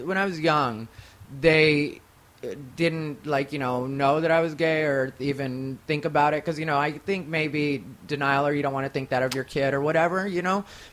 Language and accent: English; Casa Grande, Arizona, United States; also born or lived in Phoenix, Arizona; now in Los Angeles, United States; I grew up in Casa Grande, Arizona